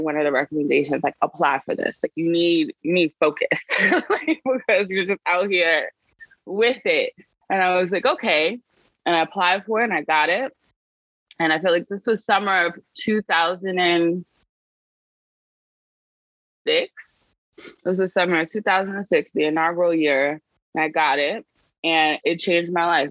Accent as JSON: {"language": "English", "town": "New York City", "region": "New York", "country": "United States", "tie": "born or raised there", "said": "I grew up in the poorest congressional district in the country"}